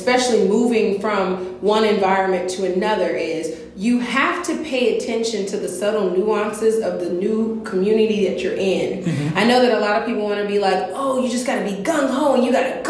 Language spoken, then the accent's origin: English; Compton, California, United States; moved away as an adult; now in Atlanta, United States; I'm from LA. I was born in Compton.